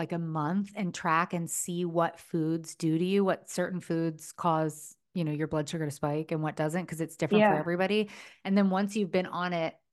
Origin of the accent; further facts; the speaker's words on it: East Coast, United States; now in California, United States; I grew up on the East Coast